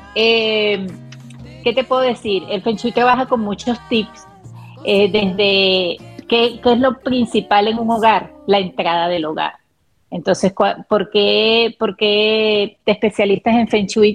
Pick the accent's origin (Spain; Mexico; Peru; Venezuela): Venezuela; soy venezolana también